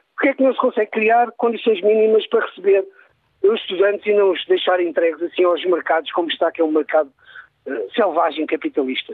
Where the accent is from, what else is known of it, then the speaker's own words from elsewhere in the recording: Barreiro, Lisbon, Portugal; moved away as an adult; now in Porto, Portugal; sou natural do Barreiro e vim estudar para o Porto em 1992